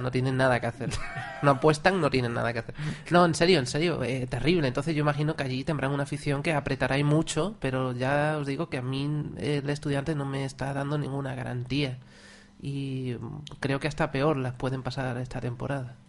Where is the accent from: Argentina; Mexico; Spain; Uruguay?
Spain; Seville, Andalusia; nosotros somos sevillanos